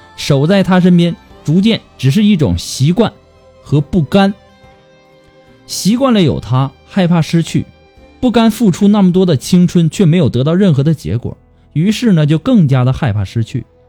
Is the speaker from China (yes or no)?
yes; China; 我们中国人